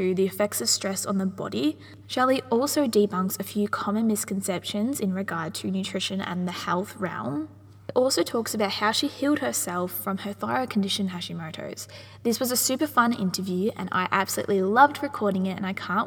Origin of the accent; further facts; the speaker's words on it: Wangaratta, Victoria, Australia; I'm from Wangaratta